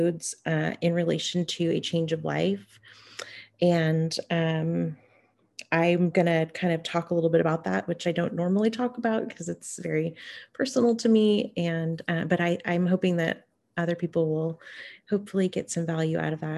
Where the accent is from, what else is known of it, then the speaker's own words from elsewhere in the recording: Hoopa, California, United States; now in Bay Area, United States; I am Karuk, and I grew up on and around the Hoopoe Valley Indian Reservation, and currently I'm living on Coast Miwok land in the Bay Area.